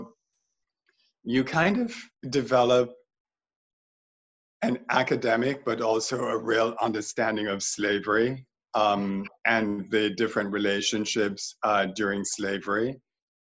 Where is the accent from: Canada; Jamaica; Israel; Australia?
Jamaica; moved away as an adult; also born or lived in New York; when I moved to New York from Jamaica, I went through a bit of culture shock